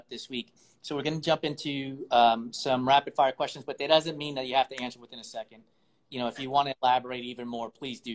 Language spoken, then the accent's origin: English; New York, United States; I'm a New Yorker.